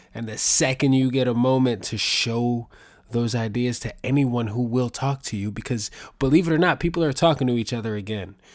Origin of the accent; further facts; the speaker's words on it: New York, United States; I'm from New York